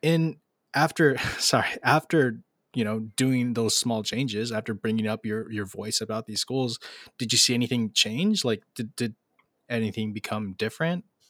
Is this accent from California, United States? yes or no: yes; Los Angeles, California, United States; I'm from Los Angeles